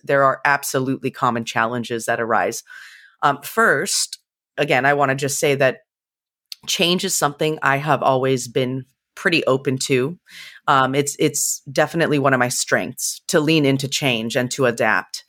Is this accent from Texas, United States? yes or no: no; San Jose, California, United States; moved away as an adult; also born or lived in central Pennsylvania; now in Pennsylvania, United States; I was born and raised in the Bay Area in California, really in the heart of Silicon Valley